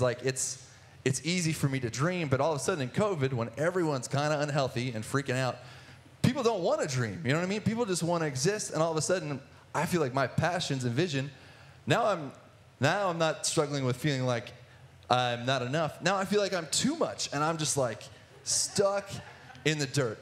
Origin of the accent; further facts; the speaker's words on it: Athens, Ohio, United States; I grew up in Athens, Ohio, in the sticks outside of Ohio University